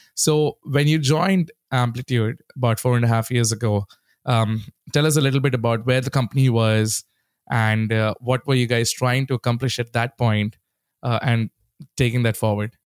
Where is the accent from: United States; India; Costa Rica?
India; moved away; growing up in India, that was the only place we had some sort of internet access